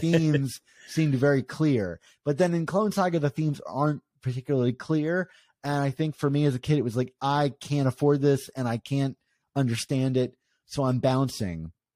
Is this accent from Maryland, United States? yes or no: yes; Maryland, United States; I grew up in Maryland